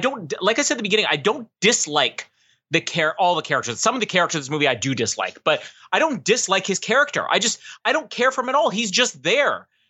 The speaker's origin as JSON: {"language": "English", "region": "Wyoming", "country": "United States", "said": "I'm from Wyoming. Boring, let's be honest."}